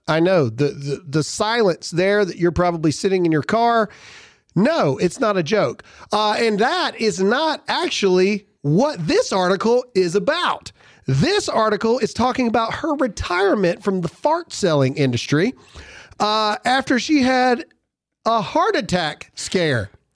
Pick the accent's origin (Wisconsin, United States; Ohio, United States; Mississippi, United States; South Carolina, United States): Mississippi, United States; Mississippi tried to do this a long time ago, my home state